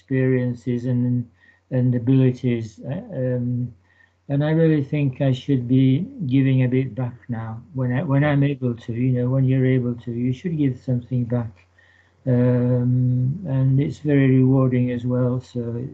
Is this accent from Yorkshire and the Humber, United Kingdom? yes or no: yes; Leeds, Yorkshire and the Humber, United Kingdom; moved away as an adult; also born or lived in London; I am from Leeds. I grew up in Burman Tofts around East End Park